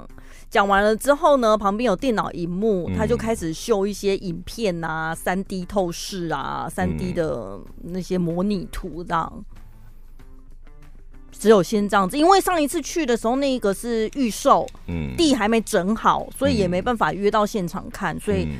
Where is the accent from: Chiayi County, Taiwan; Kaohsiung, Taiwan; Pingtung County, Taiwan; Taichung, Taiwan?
Taichung, Taiwan; Dali; 呃，因为我老家在大里。